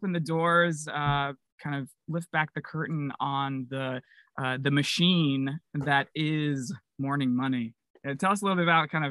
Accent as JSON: {"language": "English", "region": "Utah", "country": "United States", "moved": "yes", "said": "I came from Utah"}